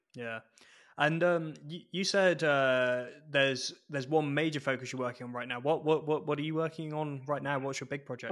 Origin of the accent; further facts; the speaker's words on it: England, United Kingdom; moved away as an adult; now in Edinburgh, United Kingdom; I spent so long down south, uh, basically from childhood, that uh, it's weird for me being in Edinburgh with it technically being home